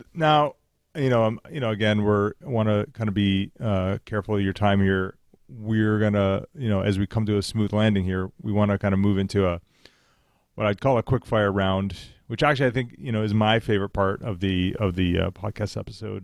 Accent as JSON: {"language": "English", "country": "Canada", "said": "we're Canadian"}